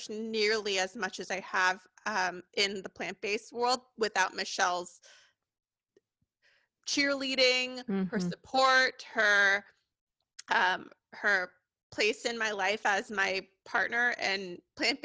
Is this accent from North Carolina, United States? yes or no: no; Sacramento, California, United States; I am from here